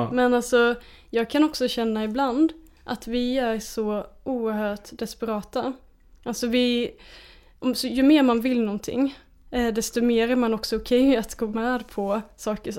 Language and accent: Swedish; Småland, Sweden; jag växte upp i Småland med liksom naturen som mitt lekrum